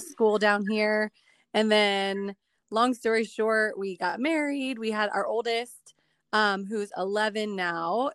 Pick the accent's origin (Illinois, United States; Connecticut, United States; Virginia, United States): Illinois, United States; Chicago; moved away as an adult; now in Dominican Republic; I'm originally from Chicago